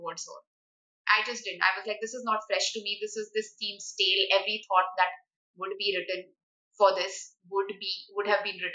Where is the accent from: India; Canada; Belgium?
India; Uttar Pradesh; I'm from Uttar Pradesh